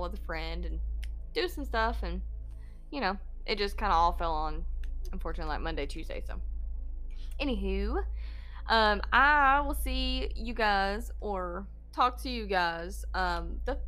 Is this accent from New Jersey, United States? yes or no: no; Georgia, United States; accent: Georgia accent; I am from Georgia. This accent that you hear is not fake.